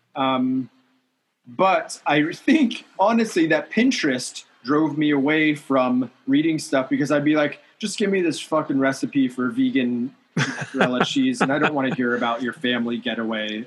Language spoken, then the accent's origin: English; Southern California, United States; growing up in Southern California